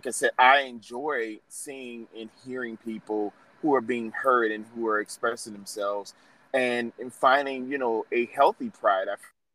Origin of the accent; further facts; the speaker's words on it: New Orleans, Louisiana, United States; moved away; I'm originally from New Orleans